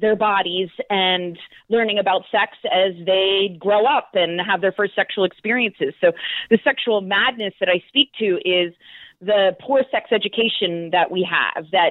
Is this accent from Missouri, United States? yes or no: no; outside Philadelphia, a small town in Pennsylvania, United States; I was raised a good girl in a small town in Pennsylvania, outside Philadelphia